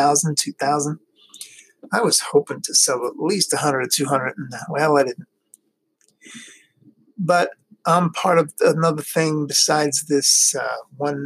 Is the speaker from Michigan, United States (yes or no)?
no; New York City, New York, United States; moved away as an adult; also born or lived in Long Island, New York / Florida; now in Ohio, United States; I grew up in New York City, Queens, to be exact. I'm a Queens boy